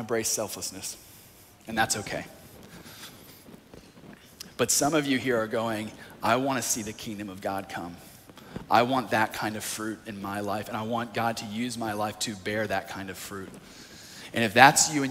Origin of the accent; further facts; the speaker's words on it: North Carolina, United States; moved away; I was in a youth group back in my hometown of North Carolina